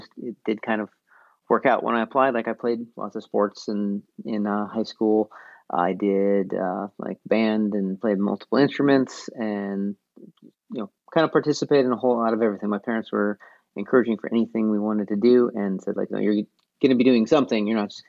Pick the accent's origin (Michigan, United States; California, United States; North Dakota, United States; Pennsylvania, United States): North Dakota, United States; Well, like my hometown, I don't think it even has 100 people anymore, but it was around 120.